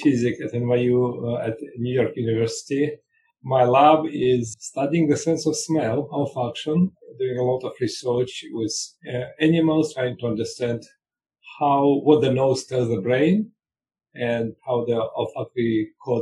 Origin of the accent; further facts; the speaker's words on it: Russia; moved away as an adult; also born or lived in Israel; I grew up in Russia.